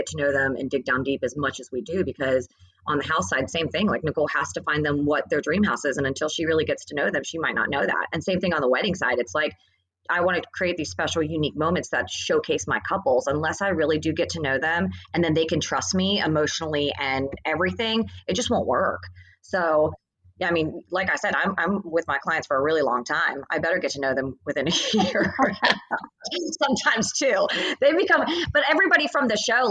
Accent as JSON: {"language": "English", "town": "Atlanta", "region": "Georgia", "country": "United States", "tie": "born or raised there", "moved": "yes", "lives_now": "Nashville, United States", "said": "I grew up in Atlanta."}